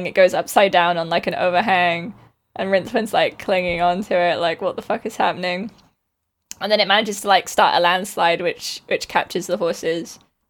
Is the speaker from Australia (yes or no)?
yes; Australia; accent: Australian; Rowan loves my Australian accent.